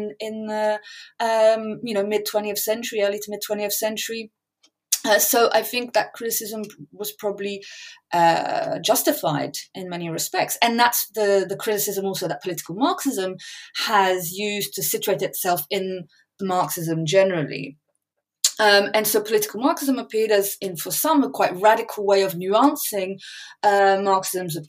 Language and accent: English; France; moved away; also born or lived in England; I grew up in France, was born in England, I'm bilingual, families on both sides of the channel.